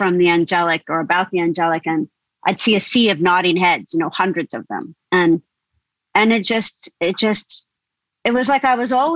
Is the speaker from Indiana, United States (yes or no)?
yes; rural Indiana, United States; moved away as an adult; also born or lived in Deep South; this is rural Indiana and I was different anyway, because I'm half Indian, half English